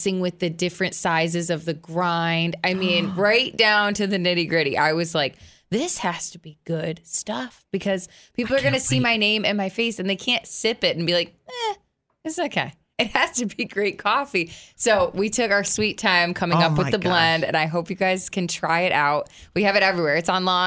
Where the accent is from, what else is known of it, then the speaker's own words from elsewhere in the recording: Fairport, New York, United States; accent: Yankee twang; I'm from Fairport, New York